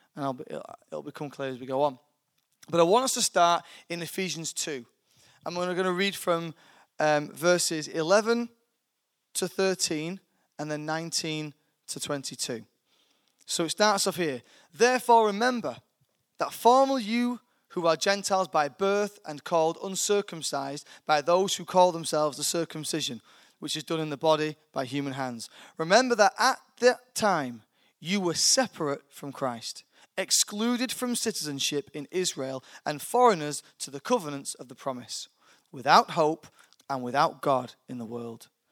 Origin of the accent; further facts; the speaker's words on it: United Kingdom; I'm a British citizen. I'm born here, so I have a British passport